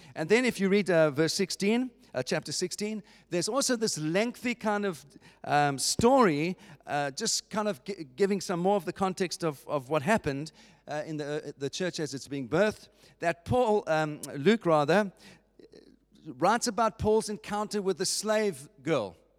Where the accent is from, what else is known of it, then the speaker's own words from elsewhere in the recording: Cape Town, Western Cape, South Africa; I was born in Cape Town. I was born in South Africa